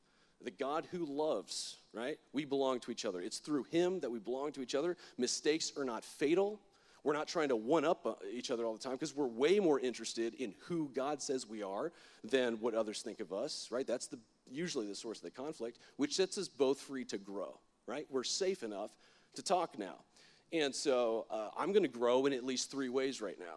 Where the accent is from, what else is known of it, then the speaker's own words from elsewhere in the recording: Florida, United States; I'm from Florida. My worldview is a little bit different than everybody else's because Florida is weird